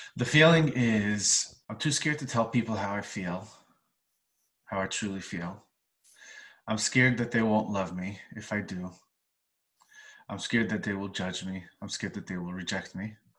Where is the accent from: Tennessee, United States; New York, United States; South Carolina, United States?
New York, United States; New York City; I was born in Crown Heights, Brooklyn, family of 11, very vibrant, loud uh, family